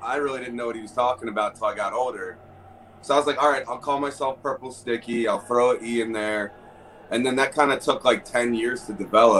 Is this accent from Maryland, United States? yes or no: yes; Baltimore, Maryland, United States; now in Pennsylvania, United States; because I'm from Baltimore, Maryland. But I moved out to PA.